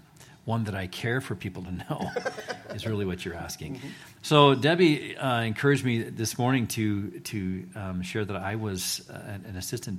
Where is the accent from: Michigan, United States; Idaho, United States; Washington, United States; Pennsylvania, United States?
Idaho, United States; Eagle; also born or lived in San Antonio, United States; So I grew up actually in Eagle, Idaho, before it was cool. And we lived on a 10-acre plot up there on North Eagle Road, and moved from Winnetkin, from San Antonio, from different places, but was here from the third grade on.